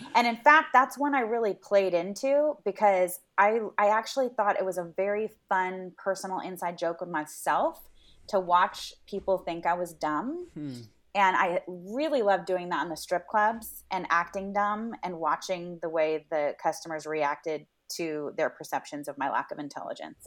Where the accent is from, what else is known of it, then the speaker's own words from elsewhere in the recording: Los Angeles, California, United States; I grew up in Venice, so that was our grocery store of choice.